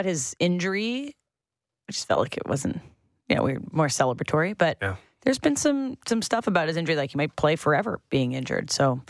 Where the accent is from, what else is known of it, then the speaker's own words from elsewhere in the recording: Sutton, Ontario, Canada; my hometown of Sutton